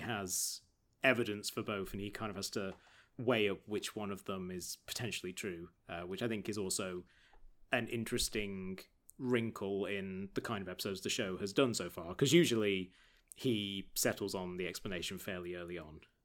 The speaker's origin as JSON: {"language": "English", "town": "Market Bosworth", "region": "East Midlands", "country": "United Kingdom", "tie": "born or raised there", "said": "Growing up in Market Bosworth in Leicestershire"}